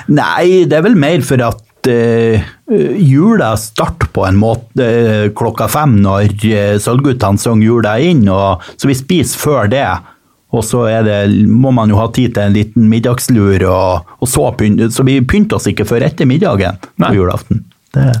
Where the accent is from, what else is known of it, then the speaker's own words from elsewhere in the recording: Mo i Rana, Nordland, Norway; moved away; det er i utkanten av Rana kommune. Og denne hjembygda mi